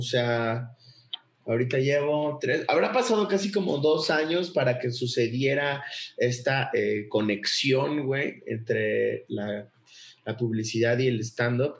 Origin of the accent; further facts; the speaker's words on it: Acapulco, Guerrero, Mexico; soy de Acapulco.